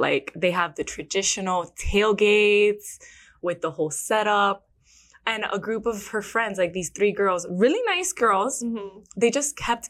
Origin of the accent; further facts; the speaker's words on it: Miami, Florida, United States; accent: Miami; first language Spanish; English is a second language; Take my Miami accent.